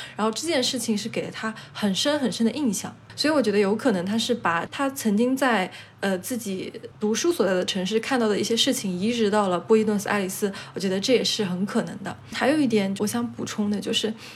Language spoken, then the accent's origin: Chinese; China; also born or lived in Chile; now in Spain; 我是中国